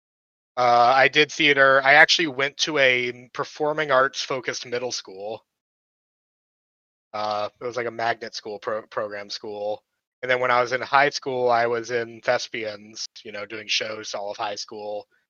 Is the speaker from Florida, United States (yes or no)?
yes; Florida, United States